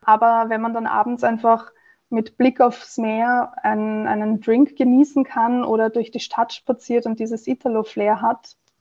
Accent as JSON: {"language": "German", "region": "Vienna", "country": "Austria", "also_born_or_lived": "Italy", "said": "als Wienerin"}